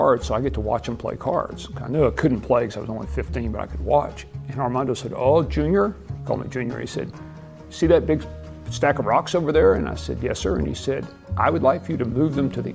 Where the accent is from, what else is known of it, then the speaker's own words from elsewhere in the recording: Abilene, Texas, United States; I was born and raised in Abilene, Texas, a small town of 100,000 people out in West Central Texas